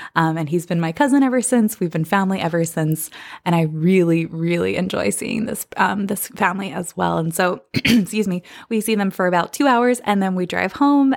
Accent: Bucks County, Pennsylvania, United States; moved away; the Philadelphia area where I grew up in Bucks County, Pennsylvania

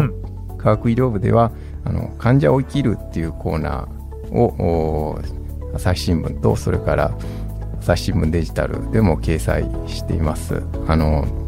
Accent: Osaka, Japan; accent: Osaka dialect; moved away; also born or lived in Aomori; 私も大阪出身なんですけども

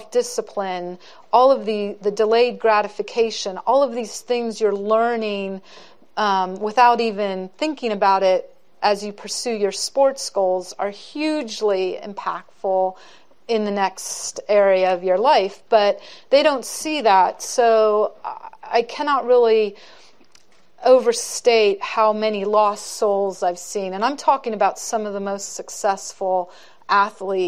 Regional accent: Santa Clara, California, United States; I grew up in Santa Clara in the 70s

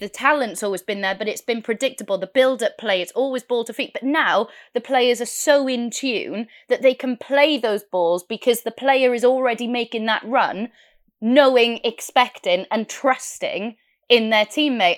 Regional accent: Wales, United Kingdom; I'm Welsh

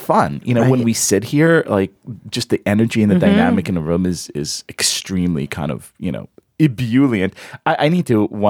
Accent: Israel; obviously, because I am from the Israel, I like the tribe metaphor very much with the desert and the knife and the camel.

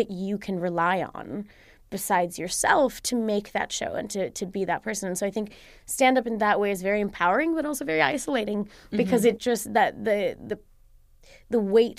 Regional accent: India; It's funny because when I say like, oh, yeah, guys, I'm from India, they're like, stop it. No, you're not. No, you're not really Indian. But then when I say, oh, no, I'm American

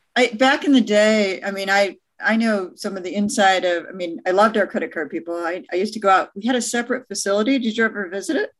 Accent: Michigan, United States; moved away; I have a house in Michigan because I'm from Michigan.

